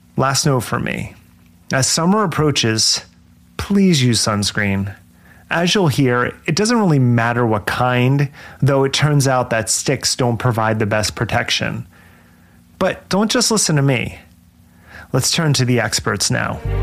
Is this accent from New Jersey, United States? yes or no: yes; Jersey Shore, New Jersey, United States; I was born at the Jersey Shore, and yes, the town that the show was later filmed in. I grew up about an hour away